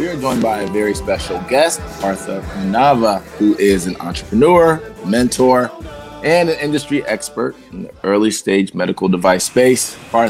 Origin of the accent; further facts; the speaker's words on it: Columbus, Ohio, United States; I grew up in Columbus. I went to St. Francis de Sales, but I was in Dublin all the time.